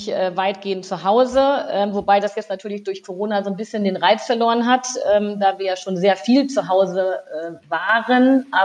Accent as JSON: {"language": "German", "region": "Lower Saxony", "country": "Germany", "lives_now": "Rhineland, Germany", "said": "Ich bin äh, ja aus dem aus Lüneburger Heide ins Rheinland äh, gekommen"}